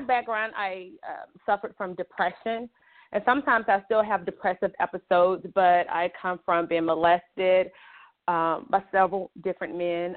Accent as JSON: {"language": "English", "town": "Montgomery", "region": "Alabama", "country": "United States", "also_born_or_lived": "Chicago, Illinois", "said": "I'm originally from Montgomery, Alabama, but I was born in Chicago, Illinois"}